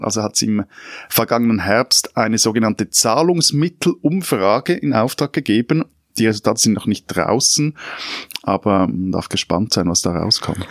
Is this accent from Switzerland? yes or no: yes; Switzerland; Als Schweizer